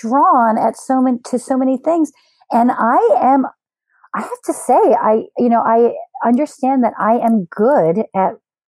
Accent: Philadelphia, Pennsylvania, United States; moved away as an adult; also born or lived in Austin, Texas / South Korea / Los Angeles; now in Chicago, United States; I'm born and raised in Philly

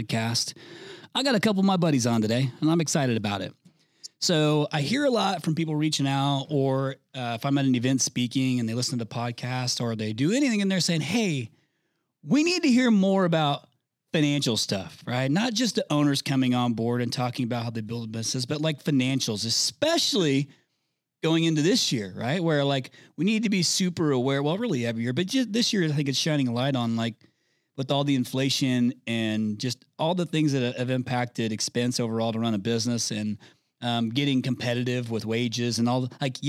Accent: Indiana, United States; I'm from Indiana

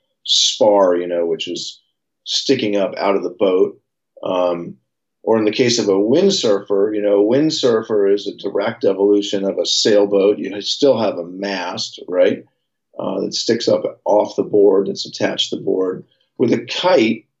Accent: San Francisco, California, United States; born or raised there

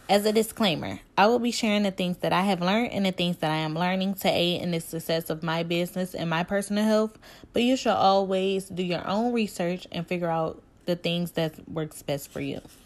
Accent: Cleveland, Ohio, United States; I am from Cleveland, Ohio

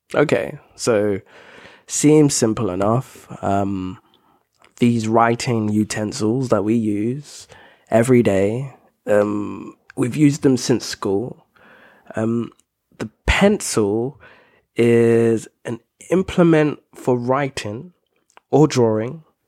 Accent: United Kingdom; I'm British

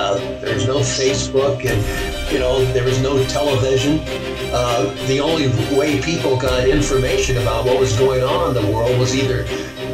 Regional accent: Pasadena, California, United States; also born or lived in Seal Beach, California; I was born in Pasadena, California, raised there in Southern California

